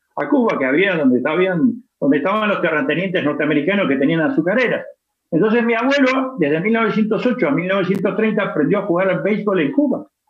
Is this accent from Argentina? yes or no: yes; Argentina; now in Spain; yo soy argentino